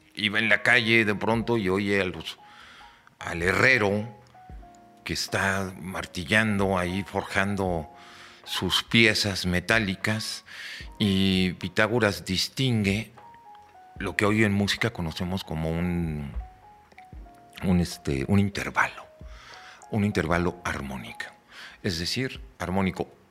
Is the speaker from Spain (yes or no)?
no; Mexico